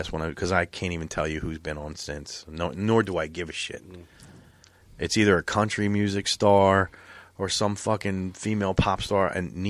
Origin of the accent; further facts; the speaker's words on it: New Jersey, United States; born there; I'm a Cowboys fan, but I was born in Jersey.